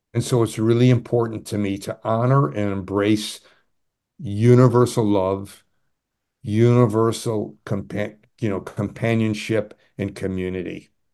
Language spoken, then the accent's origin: English; Adirondack Mountains, upstate New York, United States; I grew up in the Ma-, Adirondack Mountains